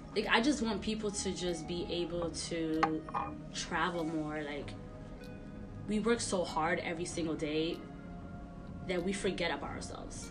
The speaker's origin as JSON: {"language": "English", "town": "New York City", "region": "New York", "country": "United States", "tie": "born or raised there", "said": "My parents always put me in, in programs growing up in Sunset Park, Brooklyn"}